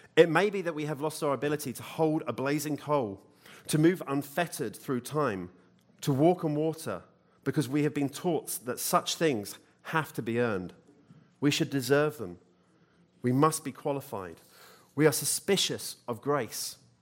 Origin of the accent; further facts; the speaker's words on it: United Kingdom; moved away; I'm British